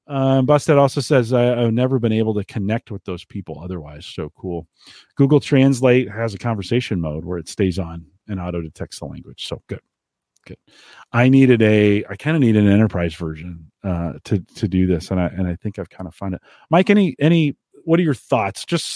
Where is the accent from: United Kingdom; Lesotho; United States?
United Kingdom; England; And so they're speaking Portuguese. I'm English.